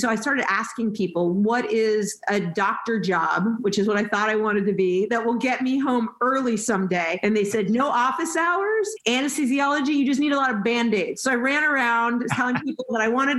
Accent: Los Angeles, California, United States; also born or lived in North Carolina; And then I grew up in the San Fernando Valley. I'm a Valley girl

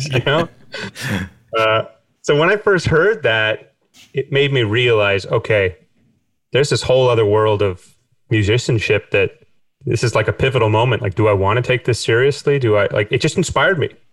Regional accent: Winnipeg, Manitoba, Canada; moved away as an adult; now in Cork, Ireland; growing up in Canada

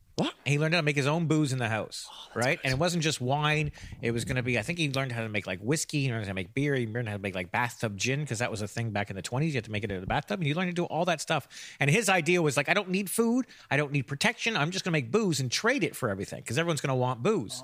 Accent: Canada; moved away as an adult; also born or lived in London; I'm not Irish. I'm Canadian

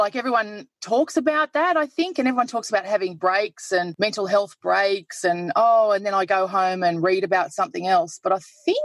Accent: Queensland, Australia; moved away as an adult; now in Melbourne, Australia; I'm from Queensland, not long in Melbourne.

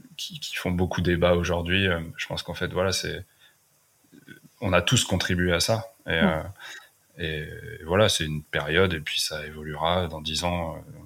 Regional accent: Fontainebleau, Île-de-France, France; moved away as an adult; also born or lived in Brittany / Paris / Los Angeles; now in Finistère, France; j'ai grandi à Fontainebleau, donc en région parisienne, en Seine-et-Marne.

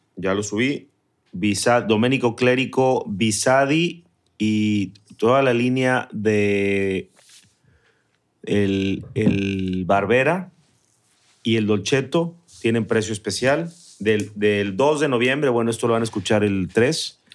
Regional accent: Mexico City, Mexico; now in San Pedro Garza García, Mexico; Yo era acueducto de Guadalupe en mi infancia, en la Ciudad de México.

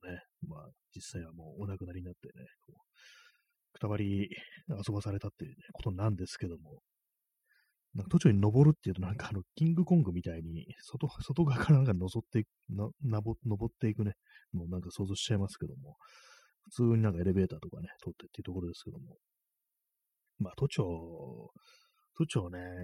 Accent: Tokyo, Japan; 私はもう東京生まれなんですけども

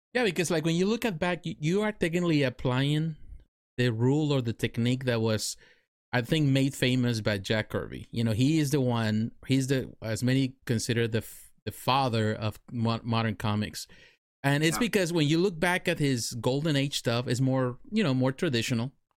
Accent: Mexico; now in United States; I grew up in Mexico. I live in Mexico. I went to school in Mexico.

